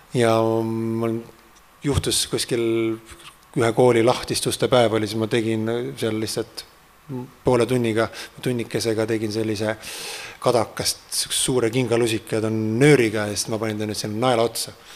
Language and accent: Estonian; Treimani, Pärnu County, Estonia; minu sellise siis aborigeensele päritolule kuskilt äh, mere äärest äh, mere lähedalt, Läti piiri lähedalt sealt Treimani äh, külast